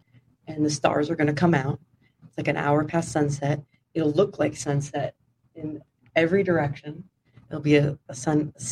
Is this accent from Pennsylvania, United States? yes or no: no; Sonoma County, Northern California, United States; also born or lived in Houston, Texas; I grew up in Sonoma County, so Northern California, about an hour north of San Francisco